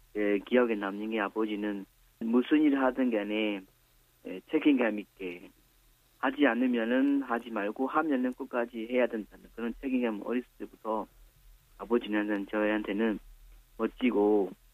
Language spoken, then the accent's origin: Korean; Myanmar; Korean is a second language; now in South Korea; 고향은 미얀마 동쪽 북쪽에 있습니다.